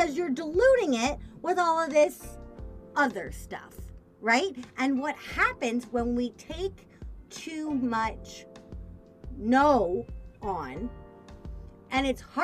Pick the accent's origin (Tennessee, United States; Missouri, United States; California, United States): Missouri, United States; I'm from Missouri, which is the fake South